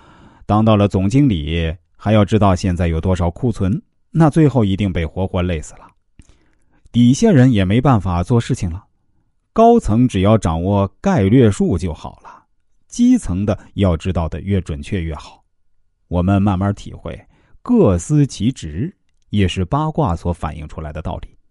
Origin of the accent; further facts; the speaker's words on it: China; 我们中国人。是分中有合，合中有分，分到好像没有分，没有分又好像有分，这是最合乎自然的。